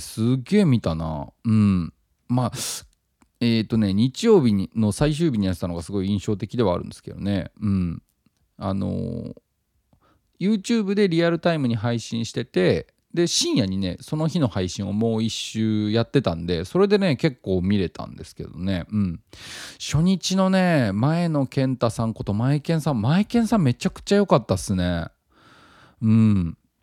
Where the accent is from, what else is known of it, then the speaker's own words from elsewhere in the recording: Tottori, Japan; 僕は、まあ、あの、鳥取県出身で